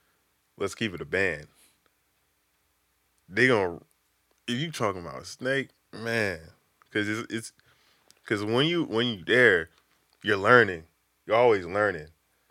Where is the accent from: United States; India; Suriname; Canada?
United States; the South; It's not cool for me because I came from the South. You know, we came from the gutter.